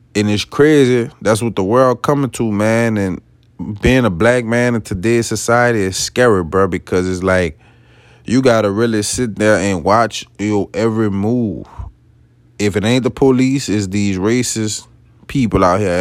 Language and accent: English; West Bank of New Orleans, Louisiana, United States; I'm not originally from New Orleans. I'm off the West Bank of New Orleans